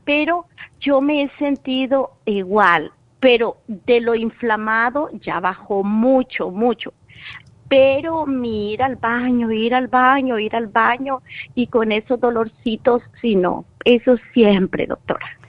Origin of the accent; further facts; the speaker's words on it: El Salvador; now in Los Angeles, United States; yo vivo en Los Ángeles, pero vengo de El Salvador